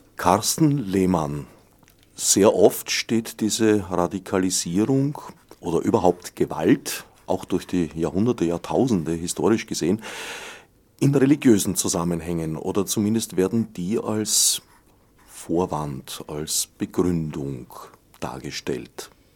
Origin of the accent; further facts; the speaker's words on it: Austria; bei uns in Österreich